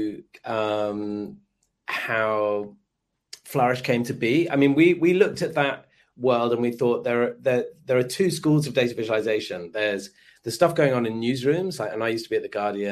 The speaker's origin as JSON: {"language": "English", "region": "London", "country": "United Kingdom", "said": "I am from London, but I'm actually dialing in from Sydney"}